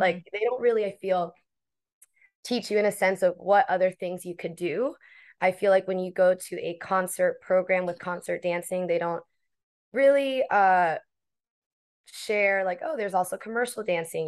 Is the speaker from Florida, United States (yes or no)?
yes; Miami, Florida, United States; moved away as an adult; now in New York, United States; originally born and raised in Miami, Florida. I was there since eighteen, and then I moved to New York